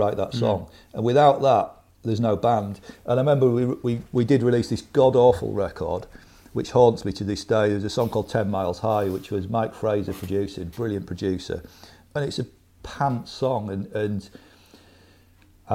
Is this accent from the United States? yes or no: no; Scarborough, Yorkshire and the Humber, United Kingdom; moved away; also born or lived in London